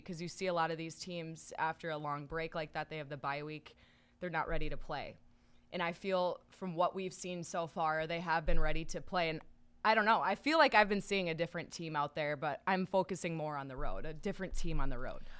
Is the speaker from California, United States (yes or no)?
no; Minnesota, United States; managing our rink where I grew up in Minnesota